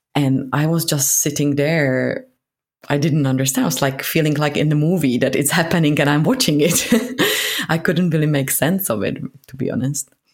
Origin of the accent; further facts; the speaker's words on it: Prague, Czechia; moved away as an adult; now in London, United Kingdom; So I'm from Prague, from Czech Republic